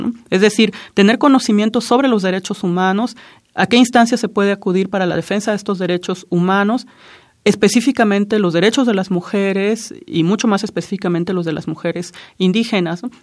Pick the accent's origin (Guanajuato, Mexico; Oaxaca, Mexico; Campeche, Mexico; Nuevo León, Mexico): Oaxaca, Mexico; Juchitán; first language Zapotec; Spanish is a second language; yo nací en Juchitán, Oaxaca